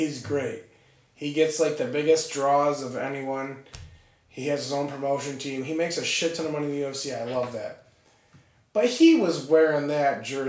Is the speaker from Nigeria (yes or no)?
no; Ireland; Competitive fighting, and as an Irishman.